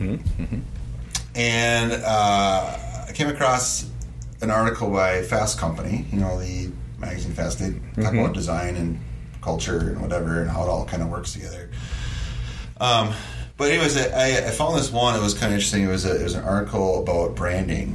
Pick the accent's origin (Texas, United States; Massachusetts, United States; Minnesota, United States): Minnesota, United States; Stearns County; accent: Stearns County; my Stearns County accent